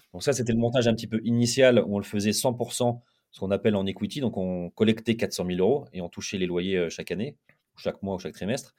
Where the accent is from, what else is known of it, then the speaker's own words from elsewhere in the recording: Lille, Hauts-de-France, France; moi je suis Lillois, j'habite à Lille